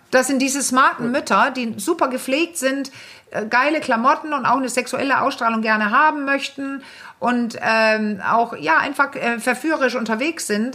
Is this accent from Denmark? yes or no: yes; Denmark; ich bin ja Dänin